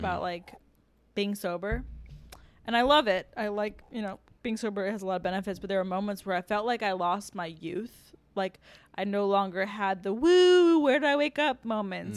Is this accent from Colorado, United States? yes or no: no; Annapolis, Maryland, United States; moved away; I'm from Annapolis